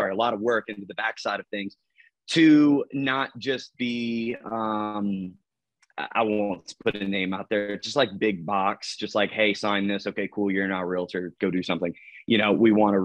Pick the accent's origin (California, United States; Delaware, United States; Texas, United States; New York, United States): Delaware, United States; I'm from Delaware and we have a team and brokerage out of Milford.